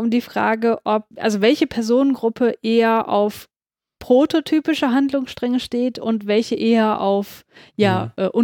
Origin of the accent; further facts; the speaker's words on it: Hamburg, Germany; Ich komme aus Hamburg und da wird gerne über die ehemaligen Zuhälter schon fast als Lokalkolorit erzählt.